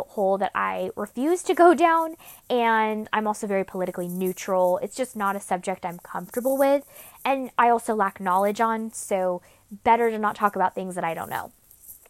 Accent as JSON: {"language": "English", "town": "Sacramento", "region": "California", "country": "United States", "tie": "born or raised there", "said": "Sacramento, since that is the heart and gold, my hometown, where I grew up and was raised"}